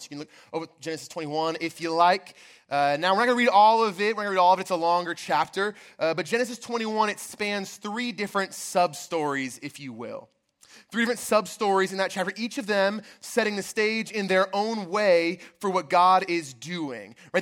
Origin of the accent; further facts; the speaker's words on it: outside of Baltimore, Maryland, United States; I grew up outside of Baltimore, Maryland.